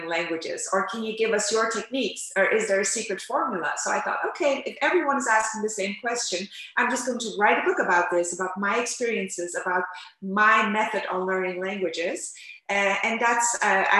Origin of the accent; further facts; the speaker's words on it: Amsterdam, North Holland, Netherlands; first language Turkish; English is a second language; moved away as an adult; now in Istanbul, Turkey; I grew up in Amsterdam. I grew up bilingual, Turkish-Dutch.